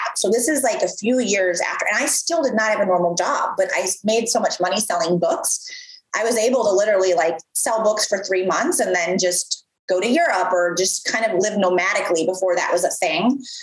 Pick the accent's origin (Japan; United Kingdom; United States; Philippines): United States; Midwest; moved away; I'm from the Midwest. So I'm from the Midwest originally.